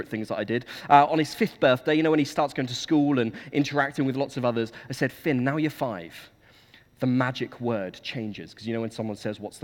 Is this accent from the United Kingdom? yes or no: yes; Suffolk, East of England, United Kingdom; moved away as an adult; now in Dorset, United Kingdom; I come from Suffolk. That's where I grew up.